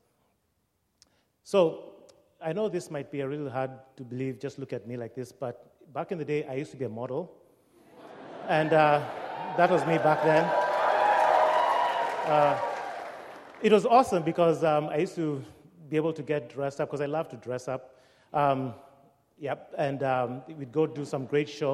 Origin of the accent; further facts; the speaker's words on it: Nairobi, Kenya; now in Seattle, United States; This is the capital city of Nairobi. This is where I was born and raised.